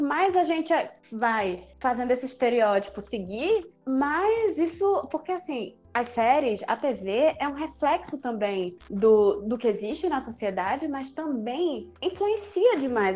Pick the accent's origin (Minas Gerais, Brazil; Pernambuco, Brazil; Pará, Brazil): Pernambuco, Brazil; Recife